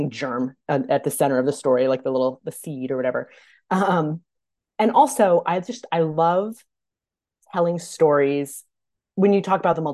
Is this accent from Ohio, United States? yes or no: no; Minnesota, United States; I'm from Minnesota too